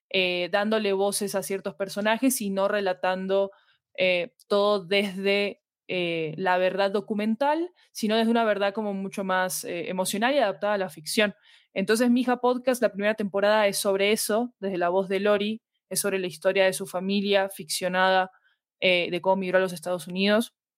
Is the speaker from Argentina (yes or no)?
yes; Argentina; moved away as an adult; now in Colombia; soy argentina, vivo en Colombia desde hace 10 años